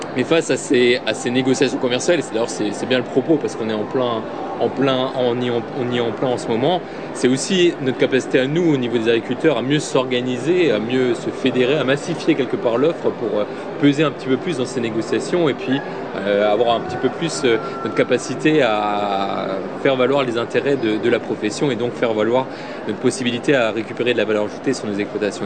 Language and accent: French; Alsace, Grand Est, France; je viens d'Alsace